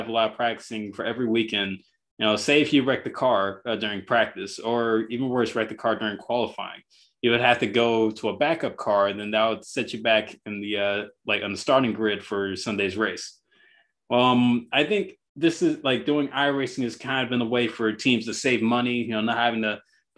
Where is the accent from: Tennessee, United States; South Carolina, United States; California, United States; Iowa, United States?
California, United States; Bay Area; I'm a Bay Area guy